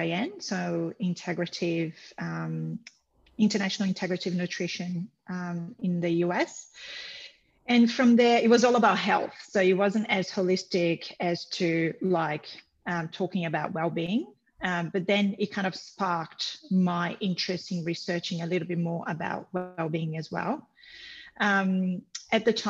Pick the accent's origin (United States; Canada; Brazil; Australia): Brazil; moved away; I'm from Brazil originally